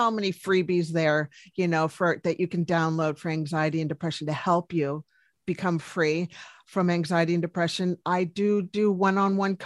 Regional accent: Washington, District of Columbia, United States; now in New Zealand; Originally from Washington, D.C., but I'm living now in New Zealand.

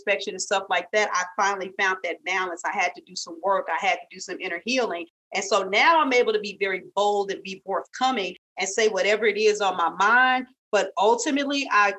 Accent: St. Louis, Missouri, United States; I'm from St. Louis. I may have a little her, there, and care.

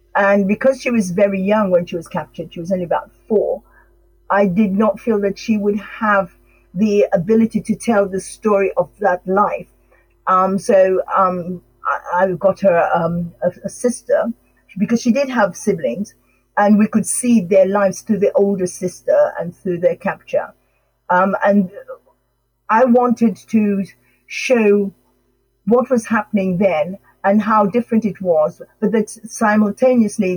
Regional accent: Sierra Leone; now in England; although I was born in England, my parents were from Sierra Leone, and I grew up, I went to school in Sierra Leone

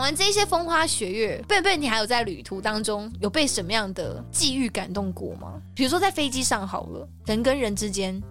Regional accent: Taiwan; 我们是台湾人

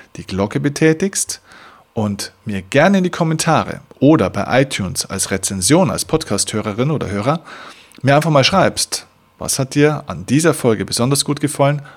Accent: Bavaria, Germany; bei uns in Bayern

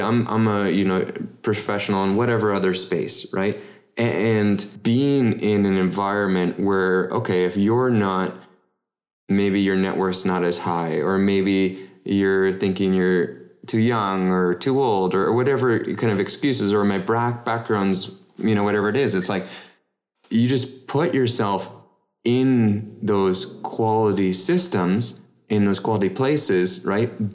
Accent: Canada; as a Canadian

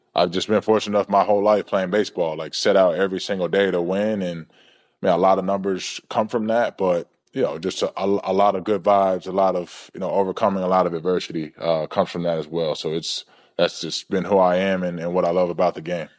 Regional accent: Georgia, United States; growing up in Georgia, watching the Atlanta Braves

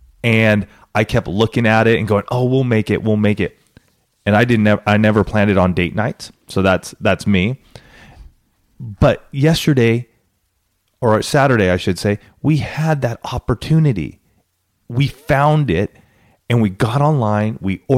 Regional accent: Banning, California, United States; growing up in Banning, California, where I remember as a sixth grader.

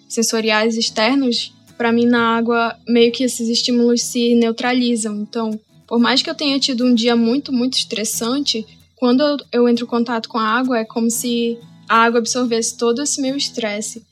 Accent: Amazon, Brazil; eu nasci e cresci na Amazônia

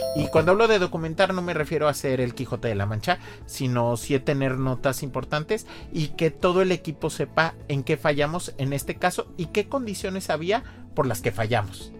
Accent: Xalapa, Veracruz, Mexico; moved away; Yo, soy de Jalapa

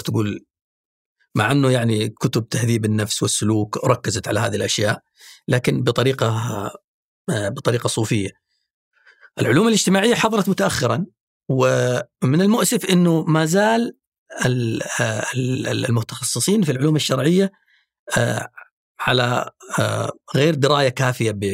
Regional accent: Saudi Arabia; عندنا في السعوديه

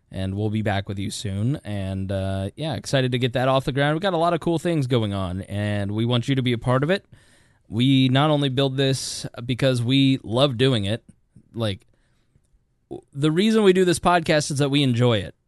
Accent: Hoosier, Indiana, United States; accent: Hoosier; my Hoosier accent

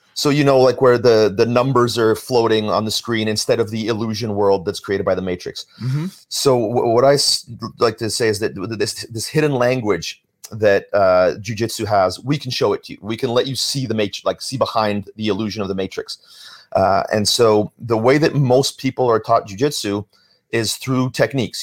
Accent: Vancouver, British Columbia, Canada; moved away; also born or lived in Toronto; I was growing up in Vancouver.

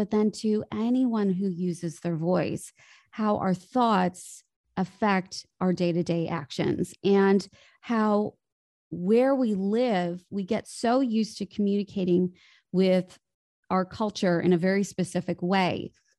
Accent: Chicago, Illinois, United States; now in Los Angeles, United States; I grew up in Chicago. And then after I finished university, I had this pull, like many actors do, to move to Hollywood.

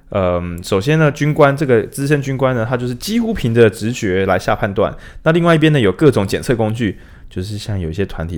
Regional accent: Changhua County, Taiwan; 哇，你看这个油花，你看我们彰化人，这很明显，这个卤汁跟饭，是不是一又三分之一的浸透率？

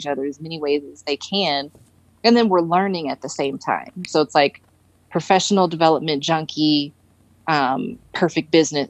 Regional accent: Detroit, Michigan, United States; moved away as an adult; now in Denver, United States; we're from Detroit. So it was freezing there

